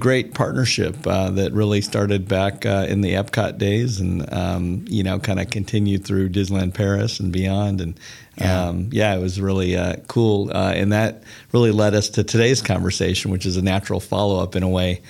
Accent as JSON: {"language": "English", "region": "Bavaria", "country": "Germany", "tie": "born or raised there", "said": "this Bavarian Alpine Christmas that I recall from growing up in Germany in the Alps as a military brat."}